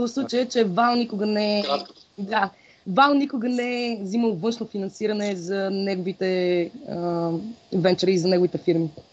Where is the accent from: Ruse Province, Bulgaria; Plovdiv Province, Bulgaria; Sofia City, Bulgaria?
Sofia City, Bulgaria; Sofia; also born or lived in Blagoevgrad; аз съм си кореняк софиянка